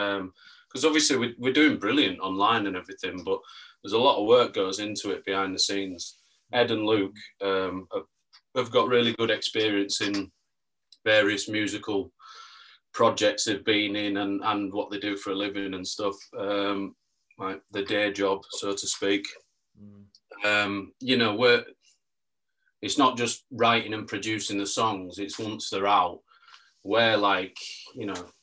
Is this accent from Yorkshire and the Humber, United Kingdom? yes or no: yes; Leeds, Yorkshire and the Humber, United Kingdom; moved away as an adult; now in London, United Kingdom; As you can tell, this is not an East London accent. I'm from Leeds originally. Mm-hmm. So I'm Leeds born and bred. I've just lived in London last few years.